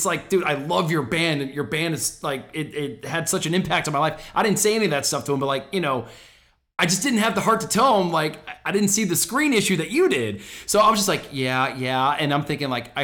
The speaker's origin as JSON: {"language": "English", "town": "Orlando", "region": "Florida", "country": "United States"}